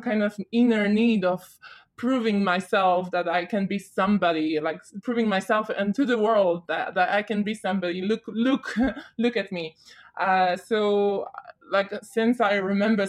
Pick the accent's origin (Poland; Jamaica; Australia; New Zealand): Poland; moved away as an adult; now in London, United Kingdom; I started studying in Poland, where I'm from